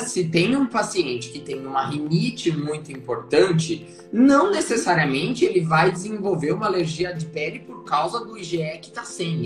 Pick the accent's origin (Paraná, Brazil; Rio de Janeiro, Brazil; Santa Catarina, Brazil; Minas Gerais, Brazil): Paraná, Brazil; interior of; moved away as an adult; also born or lived in Curitiba / São Paulo; now in Porto Alegre, Brazil; eu sou natural do interior do Paraná